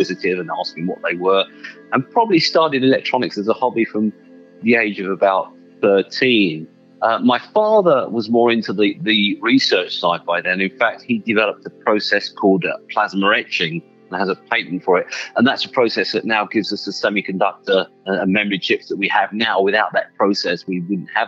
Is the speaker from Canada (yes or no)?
no; Hertfordshire, East of England, United Kingdom; now in Los Angeles, United States; I was born and grew up about 15, 20 miles north of London, an area called Hertfordshire